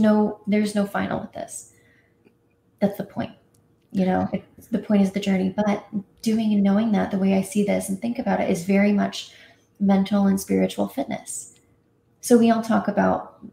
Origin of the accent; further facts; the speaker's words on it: Indiana, United States; I grew up in Indiana